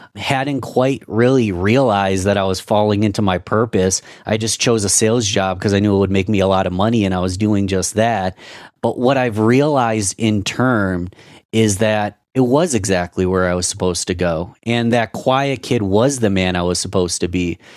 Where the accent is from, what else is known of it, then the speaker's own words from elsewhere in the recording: Rochester, United States; my hometown city